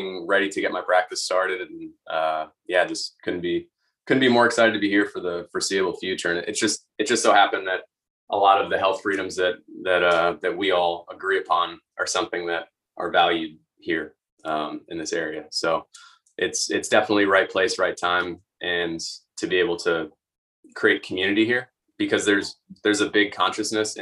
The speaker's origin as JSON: {"language": "English", "area": "just outside of Boston", "region": "Massachusetts", "country": "United States", "tie": "born or raised there", "also_born_or_lived": "Bay Area, California", "moved": "yes", "lives_now": "Florida, United States", "said": "I grew up just outside of Boston, and I was in the Bay Area in California"}